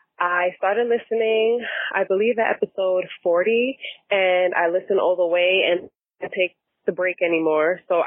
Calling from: New York, United States; I'm calling from New York

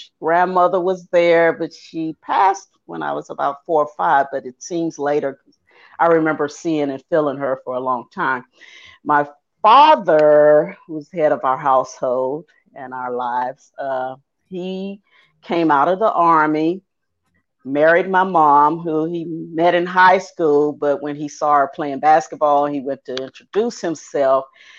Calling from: Atlanta, Georgia, United States; Atlanta, Georgia.

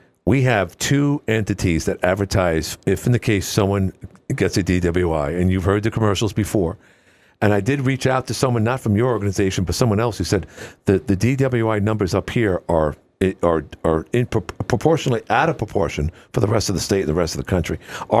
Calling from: Watertown, New York, United States; I says, I'm calling from Watertown.

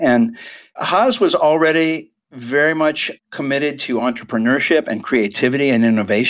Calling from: United States; also born or lived in Nicaragua

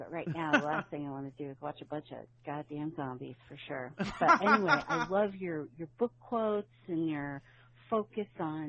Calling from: Colorado, United States; Hi, Rod and Karen. I'm Andrea from Colorado

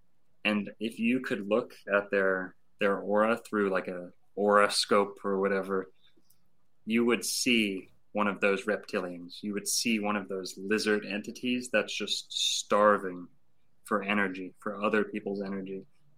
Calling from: Lake Worth, Florida, United States; And I'm speaking from the Dancing Elephant down in Lake Worth, Florida.

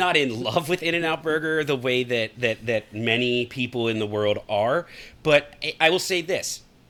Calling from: Texas, United States; I am a Texan now. I've even started calling myself a Texan. I'm a homeowner in Texas as of a month ago, so I own a piece of Texas.

